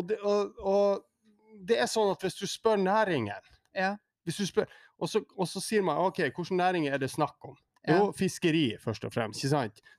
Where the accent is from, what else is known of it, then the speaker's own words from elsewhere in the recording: Tromsø, Troms, Norway; Hvor det er noen urbanister i de store byene i Nord-Norge jeg er tromsøværing